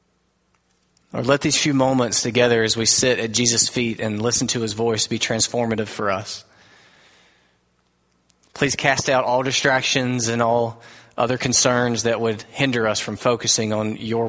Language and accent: English; United States; We are American Christians